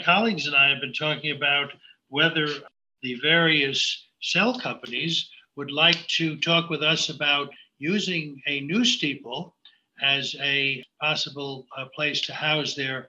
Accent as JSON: {"language": "English", "town": "Brooklyn", "region": "New York", "country": "United States", "tie": "born or raised there", "also_born_or_lived": "Long Island", "moved": "as an adult", "lives_now": "Sag Harbor, United States", "said": "I was born and raised in Brooklyn, New York. You may have heard of Brooklyn. Part of Brooklyn where the Verrazano Bridge came ashore."}